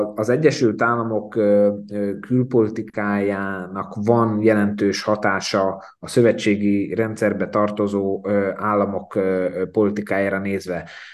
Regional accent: Slovakia; én magam felvidékiként

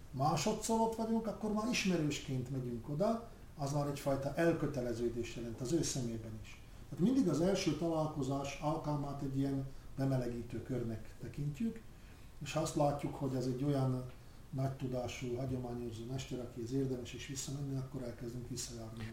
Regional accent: Rača, Bratislava Region, Slovakia; Récsén együtt nevelkedtünk

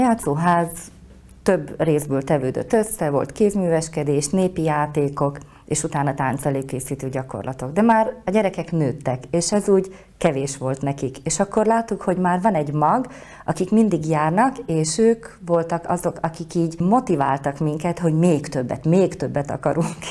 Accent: Košice, Košice Region, Slovakia; én is ugye Kassán születtem, és ott jártam

